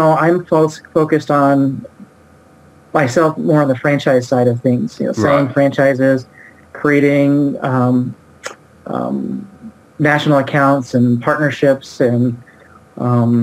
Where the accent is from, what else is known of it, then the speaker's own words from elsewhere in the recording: Oregon, United States; I grew up in Oregon